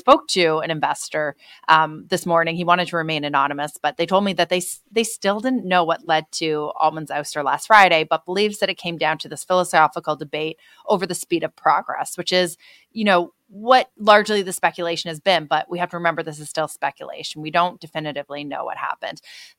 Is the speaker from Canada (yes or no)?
yes; Canada; moved away; But as you know, I'm Canadian.